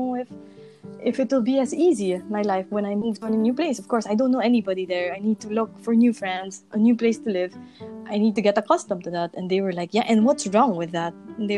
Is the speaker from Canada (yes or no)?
no; Segovia, Castile and León, Spain; English is a second language; now in Madrid, Spain; And so I came from Segovia, and Segovia is a really small city, and I came to Madrid, and Madrid is the capital.